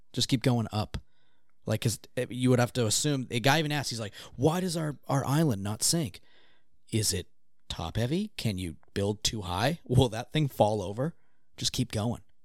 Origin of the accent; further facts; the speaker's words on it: Gloucester, Massachusetts, United States; my hometown was also like a, um, uh, like a getaway for a lot of celebrities